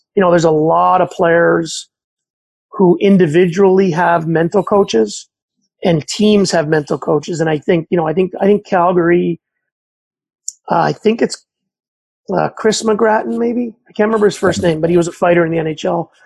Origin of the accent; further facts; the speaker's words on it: Montreal, Quebec, Canada; I grew up in Montreal